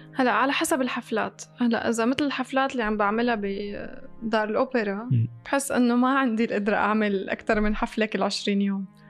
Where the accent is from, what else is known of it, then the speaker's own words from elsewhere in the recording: Syria; moved away as an adult; also born or lived in Damascus; now in Dubai, United Arab Emirates; أنا طلعت من سوريا